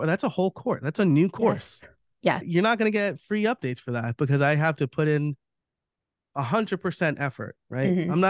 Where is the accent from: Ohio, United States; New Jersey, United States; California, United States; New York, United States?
New York, United States; moved away; I'm from New York.